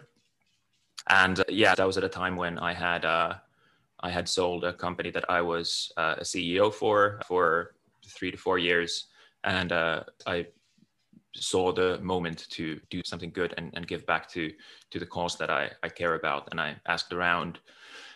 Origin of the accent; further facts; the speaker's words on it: Finland; moved away as an adult; also born or lived in United Kingdom / United States; now in California, United States; I'm originally from Finland. I grew up in a small